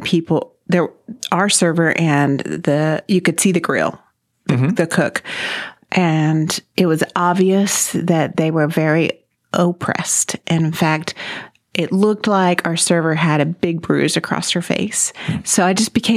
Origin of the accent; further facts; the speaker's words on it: Corpus Christi, Texas, United States; also born or lived in Fort Worth / Wimberley; now in Mansfield, United States; I was 3 or 4 years old when my family moved to Corpus Christi. So I grew up really in Corpus Christi